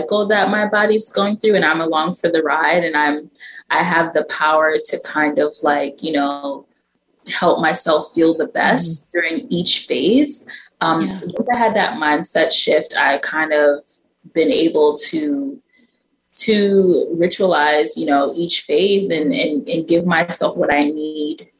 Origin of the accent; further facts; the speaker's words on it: New York City, New York, United States; growing up in Brooklyn, I was so young and naive